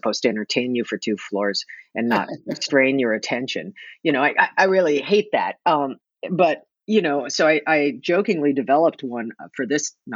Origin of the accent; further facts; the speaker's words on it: New York, United States; now in Oregon, United States; I was raised in New York